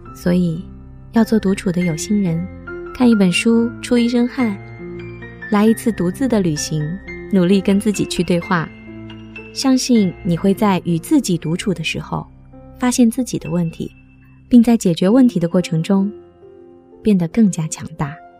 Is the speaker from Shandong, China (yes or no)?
yes; Qingdao, Shandong, China; now in Beijing, China; 我的 老家青岛